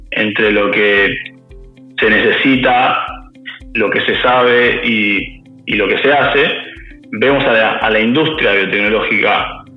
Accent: Quilmes, Buenos Aires Province, Argentina; yo soy de Guilmes

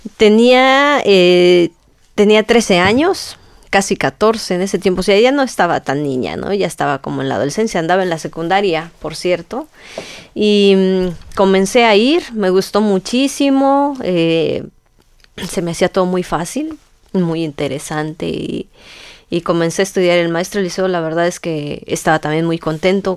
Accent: Tingambato, Michoacán, Mexico; yo soy de Tingambato

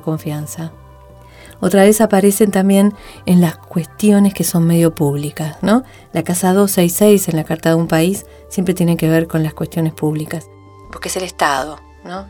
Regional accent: Argentina; nosotros, los argentinos, los que vivimos acá.

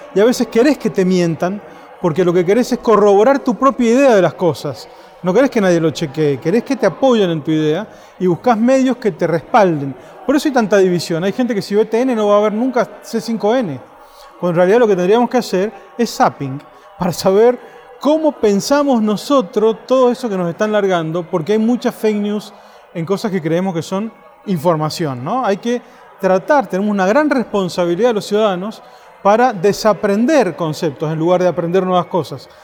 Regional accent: Mendoza, Argentina; yo soy de Mendoza, una provincia donde se habla solo de la vitivinicultura

